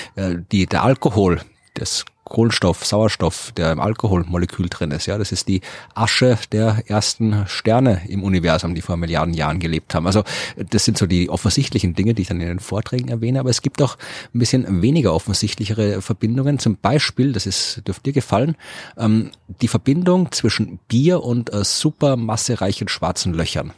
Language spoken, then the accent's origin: German; Krems, Lower Austria, Austria; born or raised there